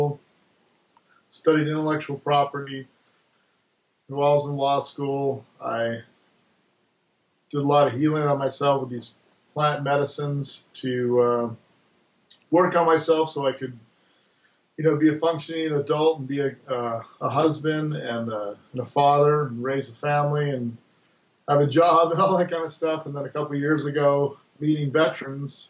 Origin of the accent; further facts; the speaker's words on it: Hawaii, United States; moved away as an adult; I grew up in Hawaii where cannabis was part of the culture and used it there growing up